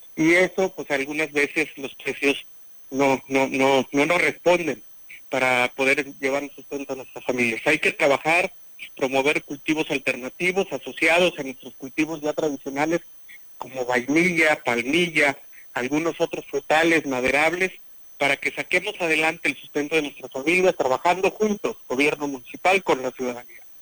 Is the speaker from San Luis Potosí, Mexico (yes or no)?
yes; Huichihuayán, San Luis Potosí, Mexico; en Huichuayán, en mi pueblo, eh, en mi querido Huichuayán